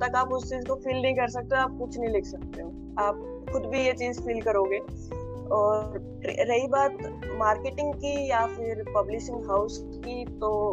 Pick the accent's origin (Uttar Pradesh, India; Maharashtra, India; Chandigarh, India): Chandigarh, India; मैं चंडीगढ़ से हूँ